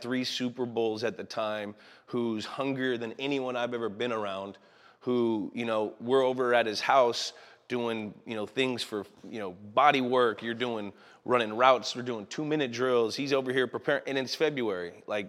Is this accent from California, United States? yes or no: yes; the Bay Area, California, United States; now in Los Angeles, United States; we're both from the Bay. We grew up like 12 miles from each other